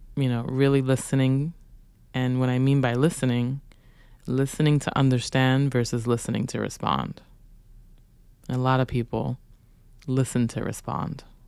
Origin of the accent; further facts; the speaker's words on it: New York City, New York, United States; growing up in Brooklyn